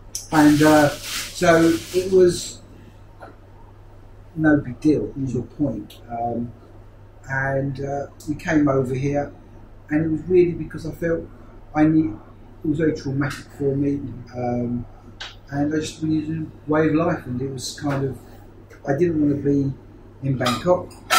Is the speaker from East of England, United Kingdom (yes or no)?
yes; Bushey Heath, East of England, United Kingdom; moved away as an adult; now in Pattaya, Thailand; I'm from a place called Hertfordshire. Bushy.